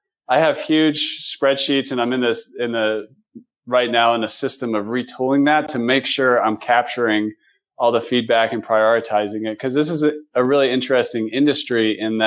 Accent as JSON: {"language": "English", "region": "North Carolina", "country": "United States", "moved": "yes", "said": "I'm originally from North Carolina"}